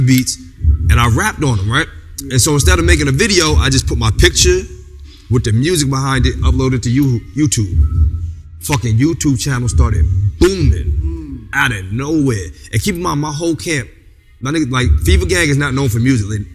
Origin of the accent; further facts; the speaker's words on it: Newark, New Jersey, United States; I came up from Branchbrook Park Skate 22 skating ring